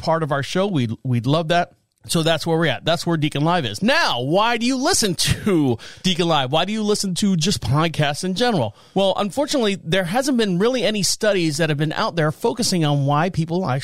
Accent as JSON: {"language": "English", "town": "Orlando", "region": "Florida", "country": "United States", "tie": "born or raised there", "moved": "as an adult", "lives_now": "North Carolina, United States", "said": "I've been in North Carolina here since 2014, born and raised in Orlando, Florida."}